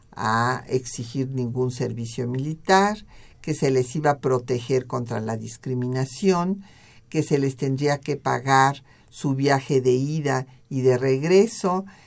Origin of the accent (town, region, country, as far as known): Mexico